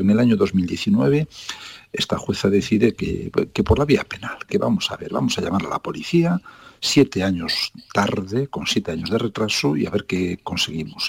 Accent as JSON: {"language": "Spanish", "area": "southern Lugo, Ribeira Sacra", "region": "Galicia", "country": "Spain", "said": "Yo, eh, que soy gallego, que no he nacido en Coruña, pero con una gran vinculación por esa ciudad maravillosa, soy del sur de Lugo, de la Riviera Sacra"}